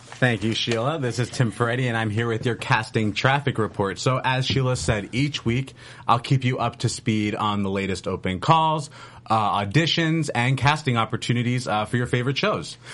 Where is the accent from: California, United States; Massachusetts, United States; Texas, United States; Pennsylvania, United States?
Pennsylvania, United States; Philadelphia; my hometown in Philadelphia